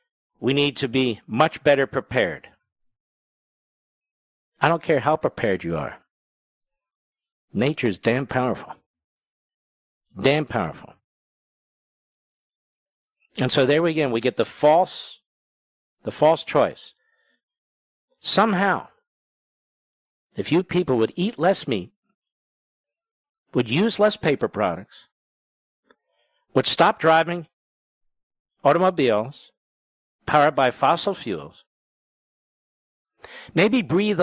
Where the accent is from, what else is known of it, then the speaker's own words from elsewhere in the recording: Philadelphia, Pennsylvania, United States; I'm from Philadelphia. The pictures I see and from friends of mine back there, they've never seen anything like this.